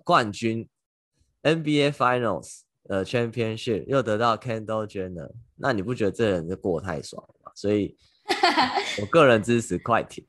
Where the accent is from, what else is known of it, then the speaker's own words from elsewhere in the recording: Taiwan; now in New York, United States; 可能因为我是台湾人吧